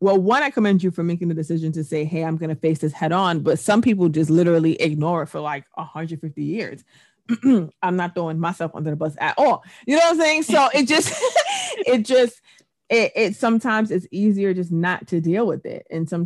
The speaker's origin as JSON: {"language": "English", "region": "England", "country": "United Kingdom", "tie": "born or raised there", "said": "yes, I was born in England, but I've worked here. I went to school here. I've had my main years here."}